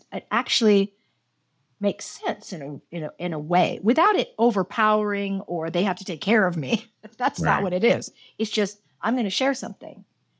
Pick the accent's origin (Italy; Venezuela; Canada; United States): United States; Los Angeles, California; also born or lived in Houston, United States; I'm from Los Angeles.